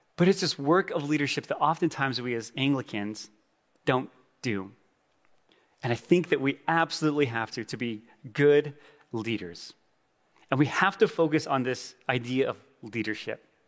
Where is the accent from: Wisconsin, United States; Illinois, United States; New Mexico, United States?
New Mexico, United States; Gallup; moved away; My wife and I went home to my hometown Gallup